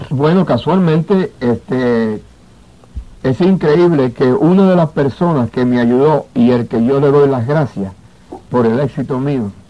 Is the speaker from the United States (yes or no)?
yes; New York, United States; also born or lived in Santiago de los Caballeros, Dominican Republic; bueno, yo salí de, Santiago a la edad de, la República Dominicana a la edad de 11 años y me crié en el famoso Bronx de Nueva York.